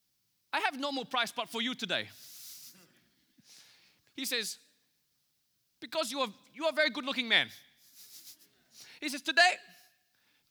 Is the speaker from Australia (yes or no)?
yes; Australia; I'm from Australia